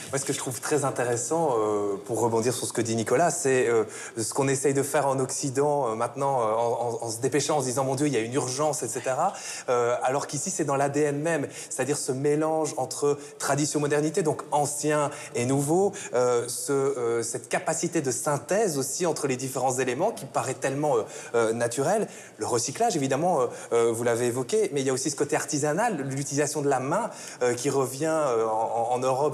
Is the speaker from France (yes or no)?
no; Belgium; Je suis belge